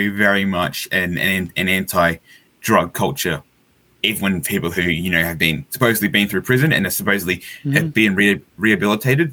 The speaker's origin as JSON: {"language": "English", "country": "Australia"}